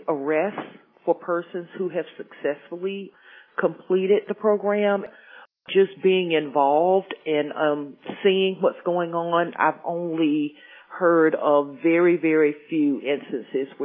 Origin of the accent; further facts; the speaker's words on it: Spartanburg, South Carolina, United States; Spartanburg is actually my hometown.